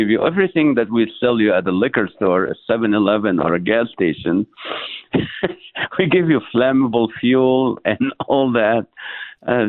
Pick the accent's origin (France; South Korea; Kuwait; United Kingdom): Kuwait; born or raised there; moved away as an adult; also born or lived in Nazareth, Israel / Toledo, Ohio / Southern California; now in San Diego, United States